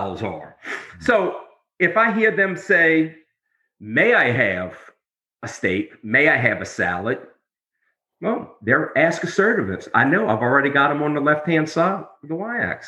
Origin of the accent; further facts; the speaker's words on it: New Orleans, Louisiana, United States; I'm from New Orleans